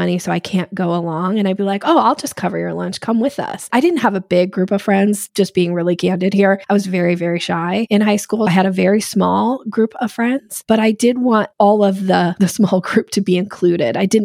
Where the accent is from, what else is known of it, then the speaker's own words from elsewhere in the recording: Boise, Idaho, United States; moved away; also born or lived in Washington State; I grew up in Boise, Idaho, and then I moved to Washington State